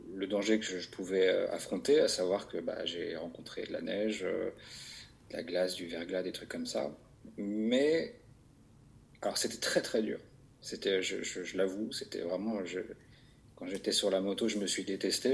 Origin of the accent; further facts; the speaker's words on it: Vaucluse, Provence-Alpes-Côte d'Azur, France; j'ai grandi dans le Vaucluse